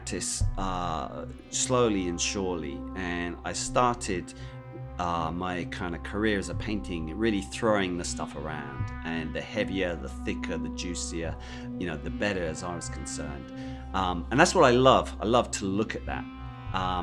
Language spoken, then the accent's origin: English; London, United Kingdom; I'm from London